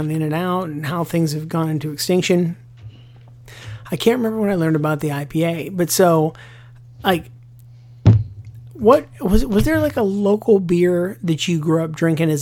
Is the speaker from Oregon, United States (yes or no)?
no; Pittsburgh, Pennsylvania, United States; now in Charleston, United States; back in Pittsburgh, my hometown